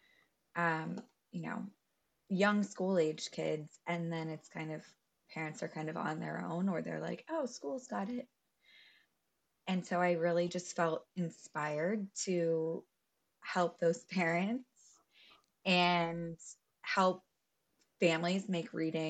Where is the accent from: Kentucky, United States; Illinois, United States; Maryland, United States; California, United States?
Kentucky, United States; Louisville; I grew up in Louisville, Kentucky